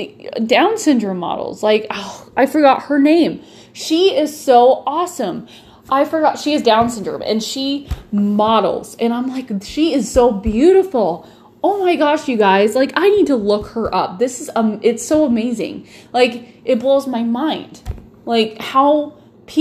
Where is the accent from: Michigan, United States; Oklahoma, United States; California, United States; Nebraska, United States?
Nebraska, United States; I'm from Nebraska. We love our beef.